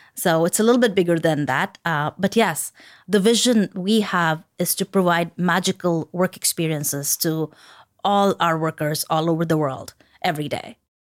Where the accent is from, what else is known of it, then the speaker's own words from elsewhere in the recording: India; moved away; I grew up in India